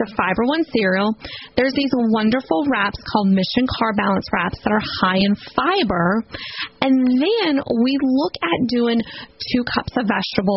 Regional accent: Houma, Louisiana, United States; I am from Houma, Louisiana, which is from south of New Orleans

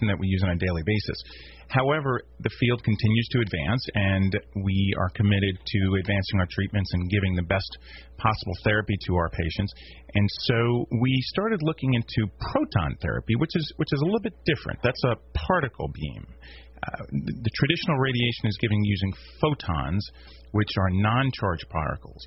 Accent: Washington, District of Columbia, United States; moved away as an adult; also born or lived in Maryland; now in Shreveport, United States; I'm primarily from the East Coast.

